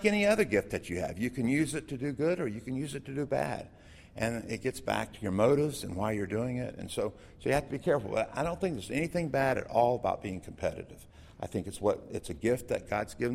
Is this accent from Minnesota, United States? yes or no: no; Florida, United States; I grew up in Florida